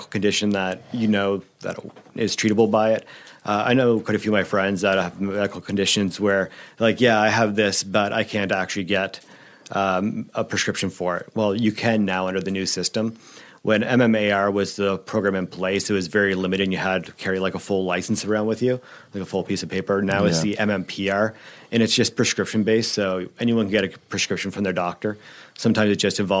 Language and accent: English; Miramichi, New Brunswick, Canada; also born or lived in Ontario; I'm from Miramichi, so English is barely